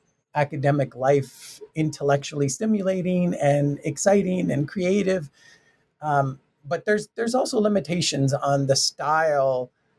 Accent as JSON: {"language": "English", "town": "Tucson", "region": "Arizona", "country": "United States", "said": "I'm from Tucson, Arizona, Mexican-American family, and I was the first to graduate."}